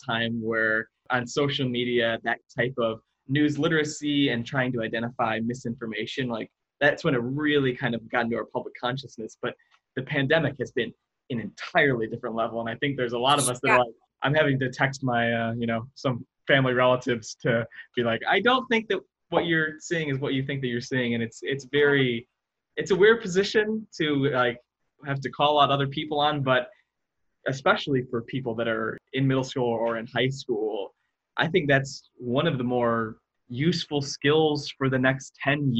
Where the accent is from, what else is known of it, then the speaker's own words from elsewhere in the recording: Sandwich, Illinois, United States; raised and grew up in Sandwich